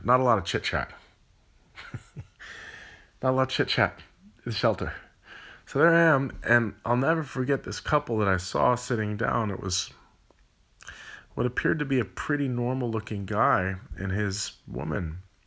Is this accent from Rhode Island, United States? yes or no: no; California, United States; I'm from California.